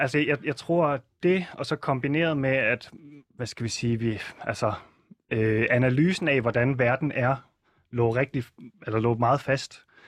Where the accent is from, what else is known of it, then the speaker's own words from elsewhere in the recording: Southern Jutland, Southern Denmark, Denmark; jeg er opvokset i Sønderjylland